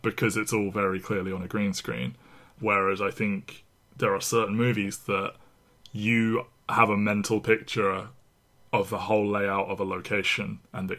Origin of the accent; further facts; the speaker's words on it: England, United Kingdom; as an English person